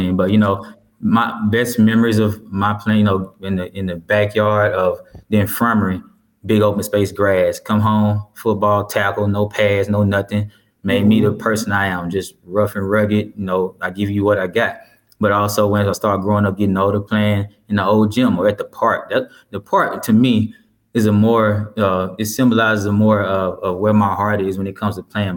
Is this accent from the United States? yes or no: yes; Lorman, Mississippi, United States; moved away; I grew up there, so you know, that's home